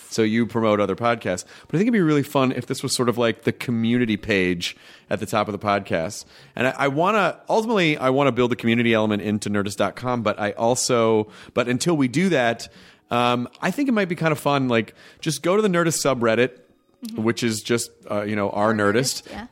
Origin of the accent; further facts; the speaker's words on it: Miami, Florida, United States; moved away; I grew up in Miami.